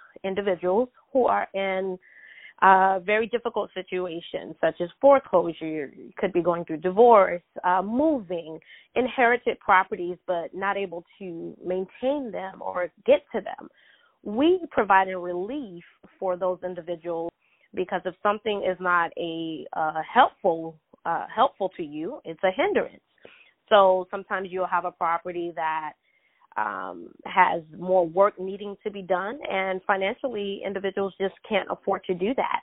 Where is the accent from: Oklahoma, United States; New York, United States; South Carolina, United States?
South Carolina, United States; also born or lived in Greenville, South Carolina; from South Carolina, born and raised. I'm currently residing in Greenville, South Carolina